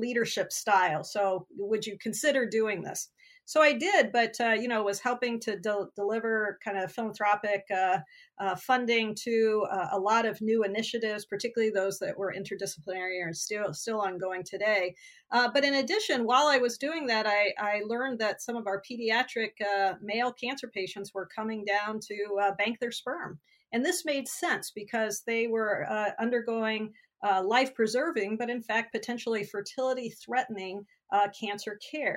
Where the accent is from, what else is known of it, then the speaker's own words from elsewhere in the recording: Bourbonnais, Illinois, United States; I grew up in the middle of Illinois in a place called Bourbonnais, Illinois